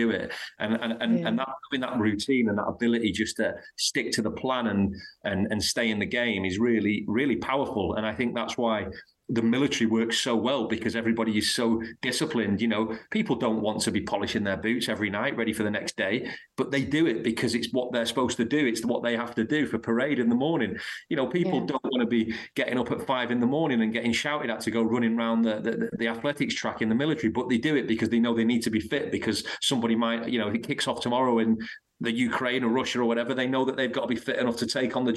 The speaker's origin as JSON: {"language": "English", "town": "Blackpool", "region": "North West England", "country": "United Kingdom", "tie": "born or raised there", "moved": "yes", "said": "I'm from a place in Lancashire called Blackpool"}